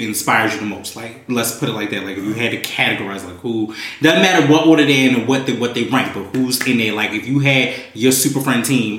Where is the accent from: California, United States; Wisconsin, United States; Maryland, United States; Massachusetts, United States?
Maryland, United States; Baltimore; Bitch, I'm from Baltimore.